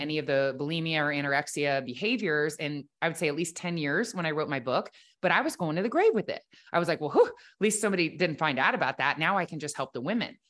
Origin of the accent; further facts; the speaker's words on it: Ohio, United States; I grew up in Ohio, the oldest of four girls